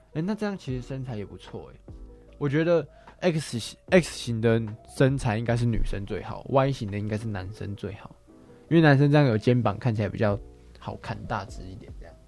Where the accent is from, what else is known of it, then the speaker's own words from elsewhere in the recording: Taiwan; 我们台湾人